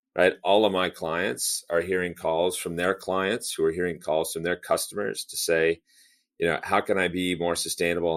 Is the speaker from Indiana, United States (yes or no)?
no; near Los Angeles and Long Beach, California, United States; Grew up in California. Actually, grew up pretty close to the ports of L A and, and Long Beach